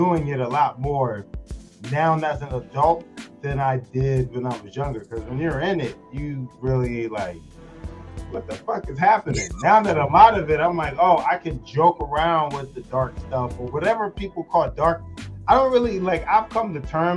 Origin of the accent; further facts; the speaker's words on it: Philadelphia, Pennsylvania, United States; I'm originally from Philadelphia. I grew up there, but I lived all around Philly